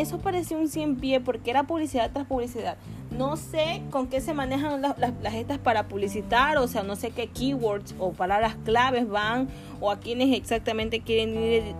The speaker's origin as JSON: {"language": "Spanish", "town": "Guayaquil", "region": "Guayas", "country": "Ecuador", "moved": "yes", "lives_now": "Quito, Ecuador", "said": "soy en Quito, yo, soy de Guayaquil"}